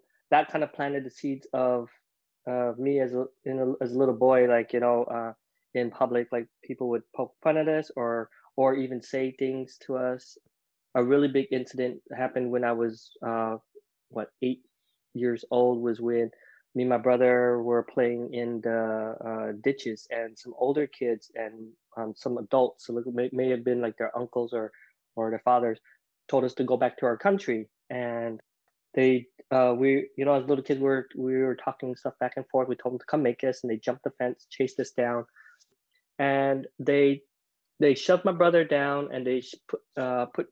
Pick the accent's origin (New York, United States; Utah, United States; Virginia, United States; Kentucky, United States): Utah, United States; Provo; also born or lived in Vietnam; I grew up in Provo, Utah